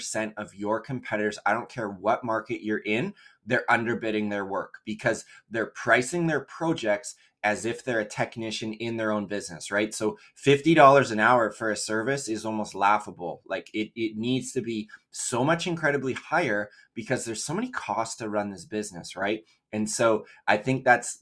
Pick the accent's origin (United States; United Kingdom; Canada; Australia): Canada; also born or lived in Vancouver, British Columbia; We're based just outside Vancouver, BC in Canada. What is up, my fellow Canadians? Love